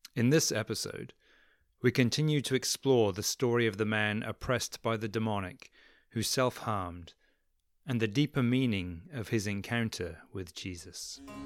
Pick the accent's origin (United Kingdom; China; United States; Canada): United Kingdom; England; moved away; I'm from England originally.